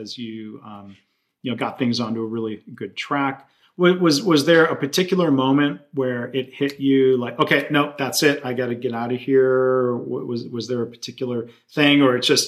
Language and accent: English; Detroit, Michigan, United States; I grew up around Detroit